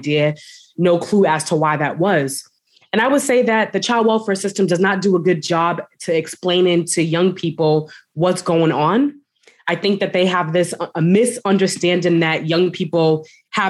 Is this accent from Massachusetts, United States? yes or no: yes; Boston, Massachusetts, United States; I am from Boston, Massachusetts, the East Coast.